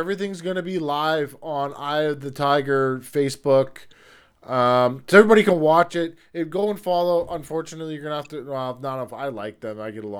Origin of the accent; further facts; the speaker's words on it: Peterborough, Ontario, Canada; now in Saskatchewan, Canada; I'm from Peterborough.